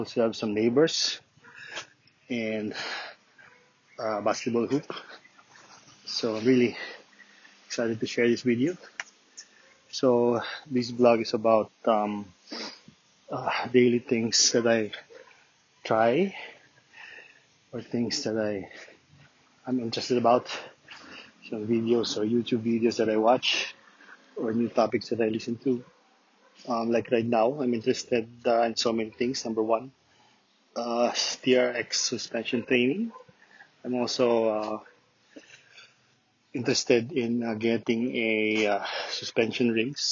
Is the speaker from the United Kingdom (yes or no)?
no; Lucena, Quezon, Philippines; now in Santo Tomas, Philippines; I'm from Luzena, Quezon.